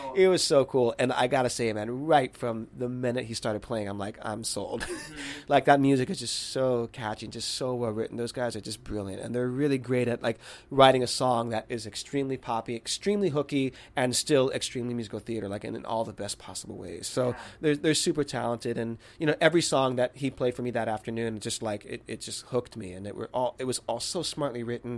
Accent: Miami, Florida, United States; moved away; growing up in Miami

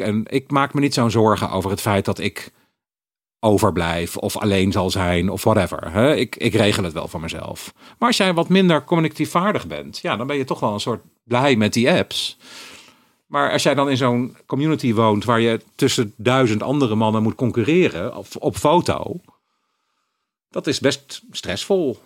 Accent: Eindhoven, North Brabant, Netherlands; moved away; also born or lived in Utrecht; ik ben opgegroeid in Eindhoven

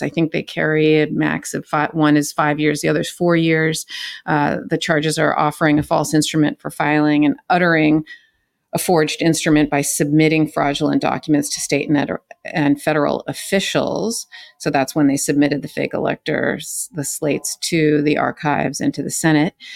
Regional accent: California, United States; moved away; I'm from California

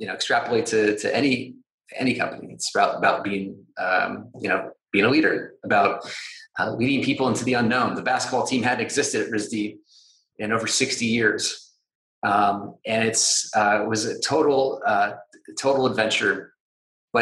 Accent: Georgia, United States; moved away as an adult; also born or lived in San Francisco; I grew up in Georgia in the southern part of the United States

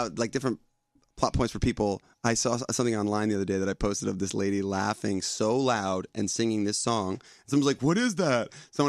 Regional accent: Chester, New York, United States; I grew up like an hour north of here. Well, in Chester, New York.

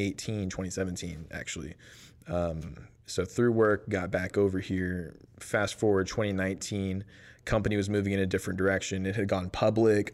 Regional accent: Lake Jackson, Texas, United States; moved away as an adult; now in Waco, United States; I'm from Lake Jackson, Texas. So it's about an hour south of Houston

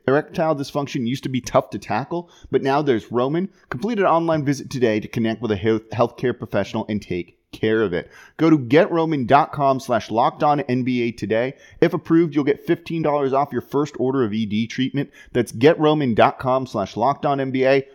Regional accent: Los Angeles, California, United States; moved away; I'm from Los Angeles originally

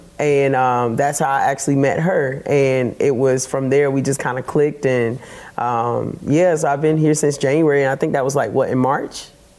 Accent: North Carolina, United States; also born or lived in New York; now in Nashville, United States; I'm originally from North Carolina.

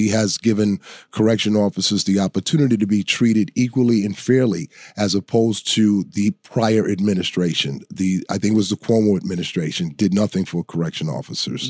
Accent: New York City, New York, United States; I was born and raised in the South Bronx

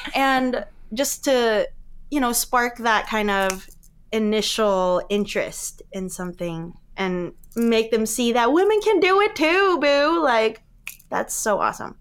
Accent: Alaska, United States; growing up in Alaska

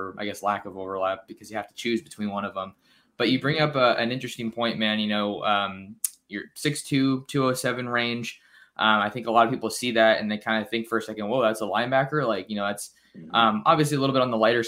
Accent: Bay Area, California, United States; I'm from the Bay Area

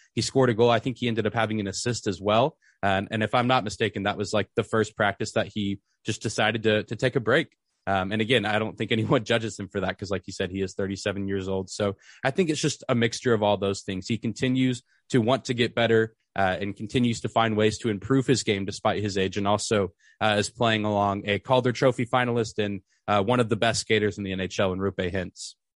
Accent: Lubbock, Texas, United States; I grew up in Lubbock where Texas Tech is

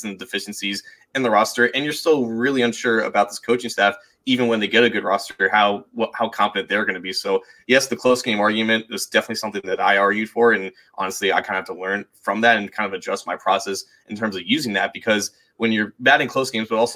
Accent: Cincinnati, Ohio, United States; the 513, my hometown

